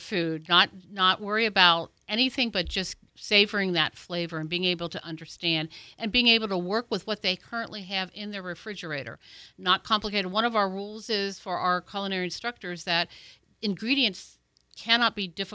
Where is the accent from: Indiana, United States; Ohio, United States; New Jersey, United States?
Ohio, United States; moved away as an adult; now in Pensacola, United States; I'm originally from Ohio, so I moved here 20 years ago.